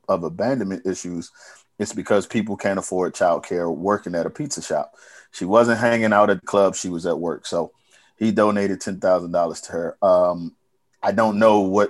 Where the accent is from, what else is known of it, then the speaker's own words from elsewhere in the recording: Bowie, Maryland, United States; moved away; also born or lived in Baltimore; When I first got to Baltimore, they said, "Where you from?" I said, "Bowie."